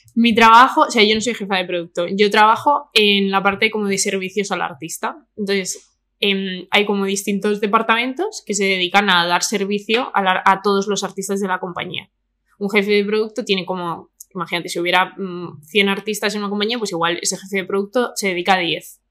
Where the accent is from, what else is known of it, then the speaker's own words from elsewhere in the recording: Madrid, Community of Madrid, Spain; Yo soy de Vallecas, ¿sabes? De toda la vida